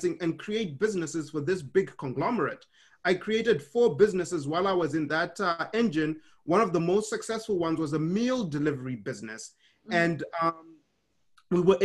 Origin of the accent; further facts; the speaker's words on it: Harare, Zimbabwe; moved away; I was born in Harare, Zimbabwe.